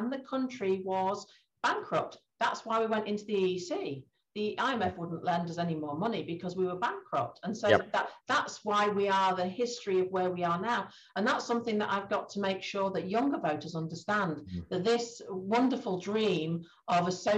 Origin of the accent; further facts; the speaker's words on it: Grimsby, Yorkshire and the Humber, United Kingdom; my hometown, Great Grimsby